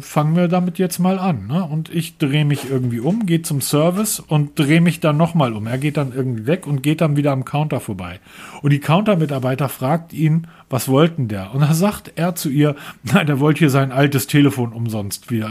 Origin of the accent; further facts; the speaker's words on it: Northern Germany, Germany; ich als Norddeutscher